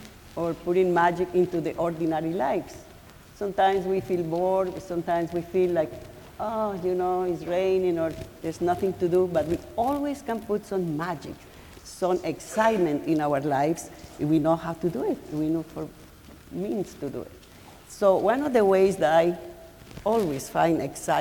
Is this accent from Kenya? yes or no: no; Colombia; now in Cambridge, United States; I am from Colombia too